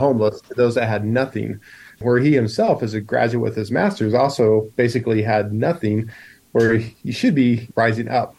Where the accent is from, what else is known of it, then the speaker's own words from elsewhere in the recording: United States; moved away as an adult; now in Poland; as an American are you in Poland?